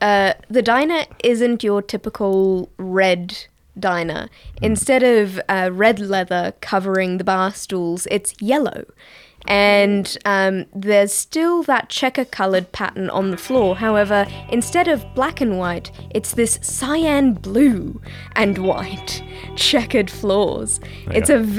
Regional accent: Canada; No, I'm from Canada.

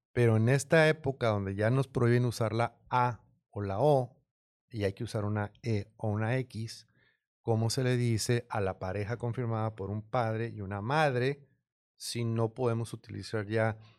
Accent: Mexico; me criaron en México, mi escuela, escuela pública

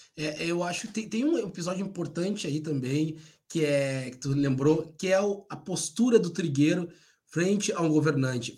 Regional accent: by the Lagoa dos Patos, Rio Grande do Sul, Brazil; moved away; eu cresci, desde cresci mesmo, assim, desde os três anos de idade. A casa onde eu morava, volta e meia, quando tinha chuva muito forte, a Lagoa dos Patos ali transbordava

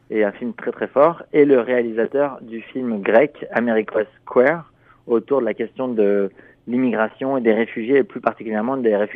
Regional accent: France; moi je suis, je suis français

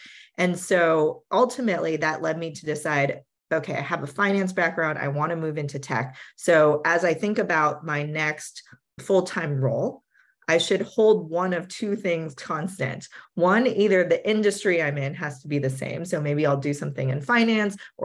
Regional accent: Silicon Valley, California, United States; I grew up in Silicon Valley

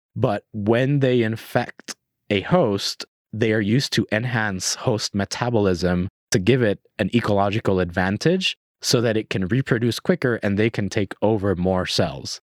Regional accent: Puerto Rico; moved away; I was born and raised in Puerto Rico. I spent my whole life in Puerto Rico.

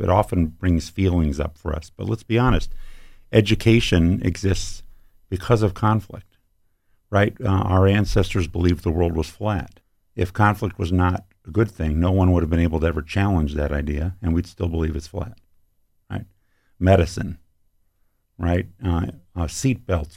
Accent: Ann Arbor, Michigan, United States; also born or lived in Petoskey, Michigan / Bay Shore, Michigan; I grew up in Ann Arbor

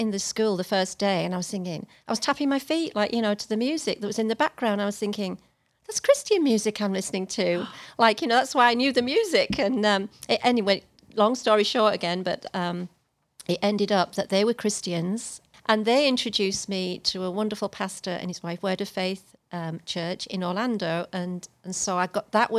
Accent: England, United Kingdom; moved away as an adult; now in Texas, United States; As English person

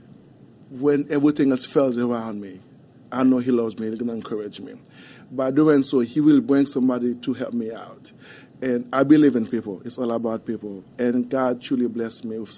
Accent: Haiti; English is a second language; moved away as an adult; also born or lived in Wichita Falls, Texas; now in Dallas, United States; As a kid growing up in Haiti

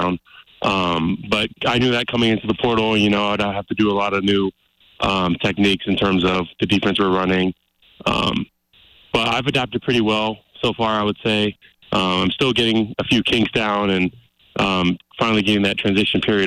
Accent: Seattle area, Washington, United States; now in Missoula, United States; I'm originally from Seattle, a metro city outside of Seattle

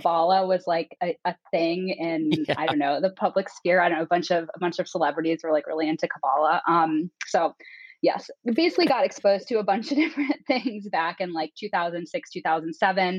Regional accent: Northeast Ohio, United States; moved away as an adult; also born or lived in Oxford, Ohio; now in Chicago, United States; I grew up in Northeast Ohio. I am a Midwesterner through and through

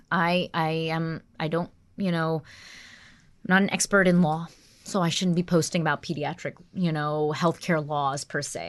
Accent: North Carolina, United States; also born or lived in New York / Washington, D.C.; now in New Jersey, United States; I was born in New York, and then I moved when I was very young to North Carolina, and I was raised there

